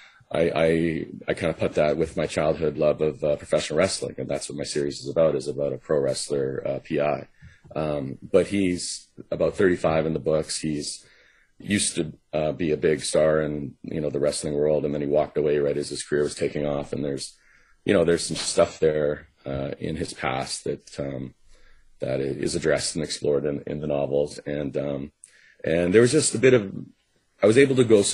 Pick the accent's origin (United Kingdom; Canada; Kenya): Canada; Vancouver, British Columbia; also born or lived in Los Angeles; my hometown